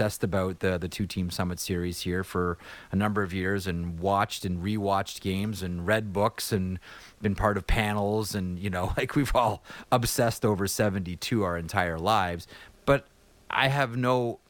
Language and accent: English; Toronto, Ontario, Canada; I grew up in Toronto